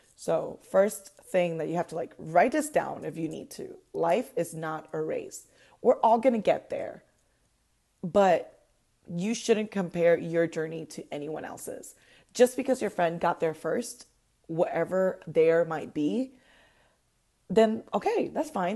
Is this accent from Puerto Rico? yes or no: yes; Puerto Rico; moved away as an adult; now in Orlando, United States; I was born and raised in Puerto Rico